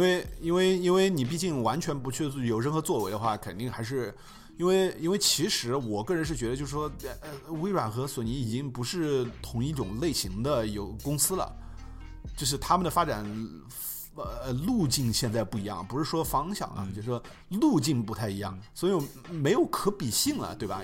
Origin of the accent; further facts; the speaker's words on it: China; 我们在亚洲长大的，就说我们在中国长大了